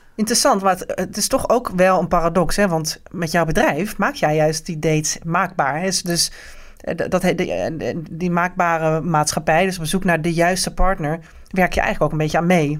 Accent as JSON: {"language": "Dutch", "country": "Netherlands", "said": "wij als Nederlandse vrouw"}